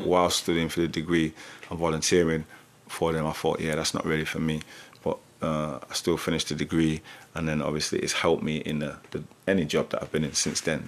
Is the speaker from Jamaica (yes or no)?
yes; Jamaica; moved away; also born or lived in Germany; I'm Jamaican